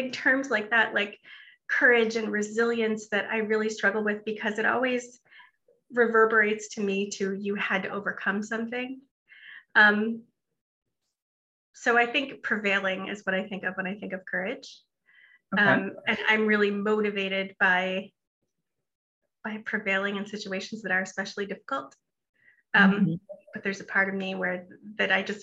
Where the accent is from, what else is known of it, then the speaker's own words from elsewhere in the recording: Buffalo, New York, United States; moved away as an adult; also born or lived in Reston, Virginia; now in Herndon, United States; I am originally from Buffalo, New York